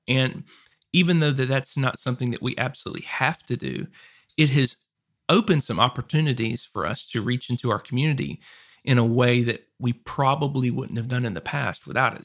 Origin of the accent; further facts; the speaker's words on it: Louisiana, United States; also born or lived in Arkansas; now in Texas, United States; I lived in Arkansas before this and I grew up in Louisiana